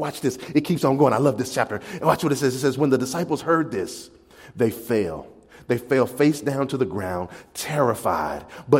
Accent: the South, United States; I can say y'all and y'all not look at me funny. I'm from the South.

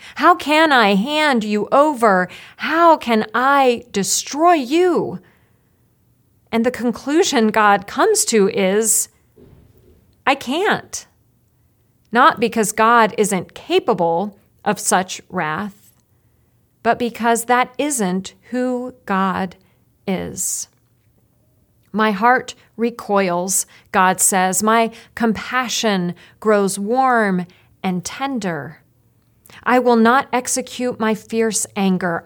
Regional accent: Roanoke, Virginia, United States; moved away; I grew up in Roanoke, Virginia

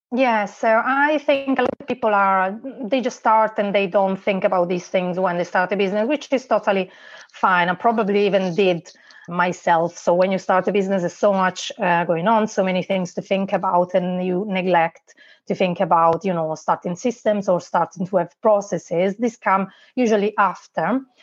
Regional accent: Italy; English is a second language; moved away as an adult; now in Liverpool, United Kingdom; as you can tell probably from my accent, uh, I'm not from here. I was born in Italy and I moved here uh, 12 years ago now

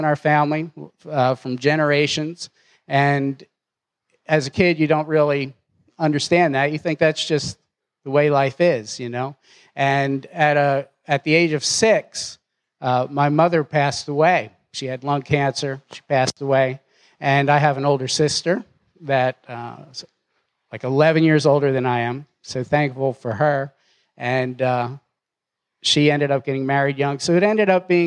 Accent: Philadelphia, Pennsylvania, United States; now in Knoxville, United States; Philadelphia is a little bit different than Knoxville. So growing up there was a tad different

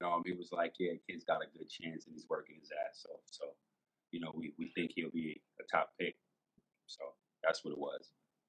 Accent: Jamaica; I'm West Indian. I'm Jamaican too. So I got roots and family in Canada up in Toronto.

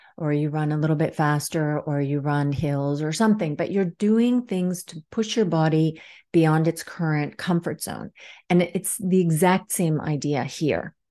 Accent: Washington, District of Columbia, United States; also born or lived in Helsinki area, Finland / Dartmouth College, New Hampshire; now in Helsinki, Finland; I grew up in Washington, D C, but live here in Helsinki area in Finland right now.

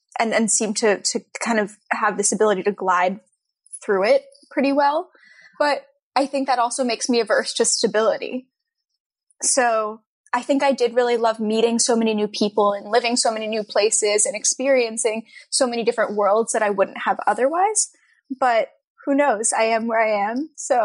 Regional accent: New York, United States; also born or lived in Texas; I was born in New York City. And then I moved I lived in Texas for a little while randomly, and then I moved back to Westchester in New York and lived a bunch of different places there.

